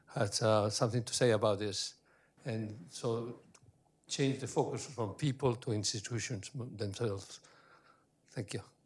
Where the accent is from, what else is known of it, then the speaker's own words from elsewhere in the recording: Bolivia; now in United States; I'm from Bolivia